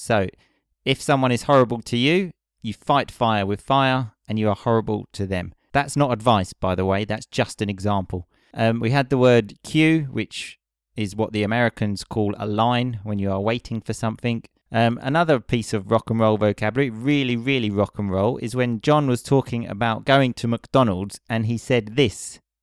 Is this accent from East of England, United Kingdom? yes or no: yes; Essex, East of England, United Kingdom; I'm from Essex.